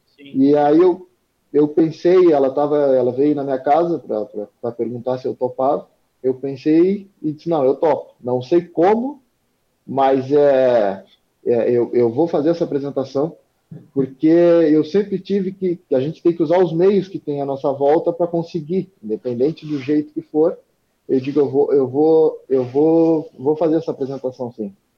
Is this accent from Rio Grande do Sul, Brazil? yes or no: yes; Arroio Grande, Rio Grande do Sul, Brazil; natural de Arroio Grande, vivo em Arroio Grande